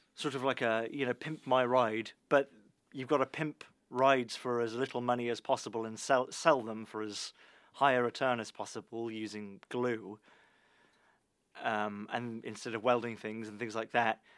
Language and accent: English; United Kingdom; as a British person